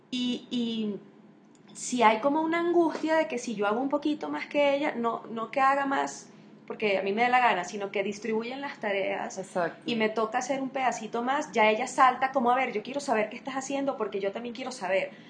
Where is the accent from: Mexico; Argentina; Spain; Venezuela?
Venezuela; ni sabe que yo soy de Venezuela y que no soy de Colombia